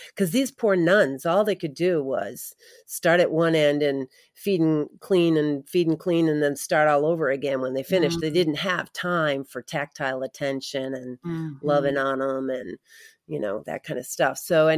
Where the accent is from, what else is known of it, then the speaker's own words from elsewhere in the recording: New England, United States; moved away as an adult; also born or lived in Midwest; I grew up in New England, mm-hmm. and met my husband in college and ended up out in the Midwest raising our family.